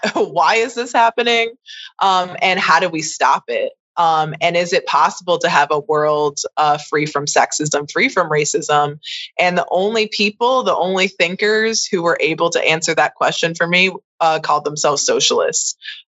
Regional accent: Chicago suburbs, Illinois, United States; when I was probably around 19 and 20, when I moved from the Chicago suburbs to Chicago to attend college

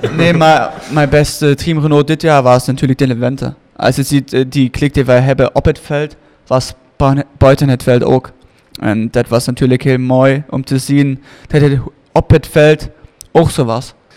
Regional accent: Germany; moved away; Ik ben Duitser

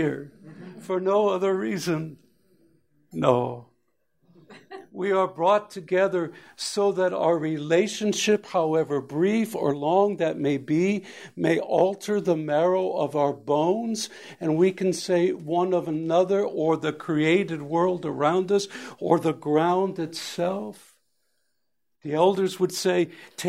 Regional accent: Alaska, United States; I was from Alaska

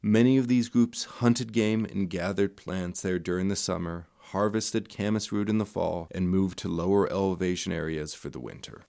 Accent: Rexburg, Idaho, United States; also born or lived in western Wyoming; I grew up in Rexburg

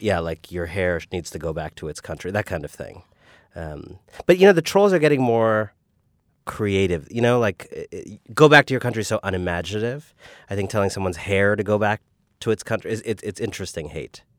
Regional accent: Cleveland, Ohio, United States; also born or lived in Paris, France; we lived in Cleveland for 7 years uh, for my first 7 years. We moved to Paris, France for 3 years

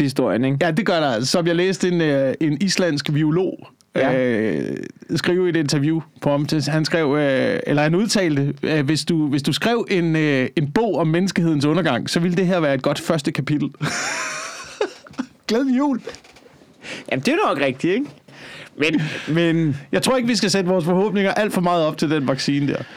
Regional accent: Slagelse, Zealand, Denmark; moved away; i Slagelse, hvor jeg voksede op

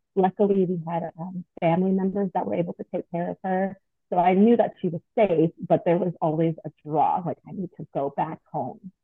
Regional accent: Long Beach, California, United States; moved away as an adult; now in Atlanta, United States; I'm actually from Long Beach, California.

